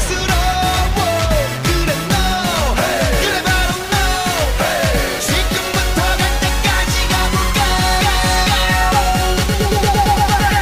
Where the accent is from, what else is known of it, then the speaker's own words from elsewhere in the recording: United Kingdom; now in Dubai, United Arab Emirates; that's from my home country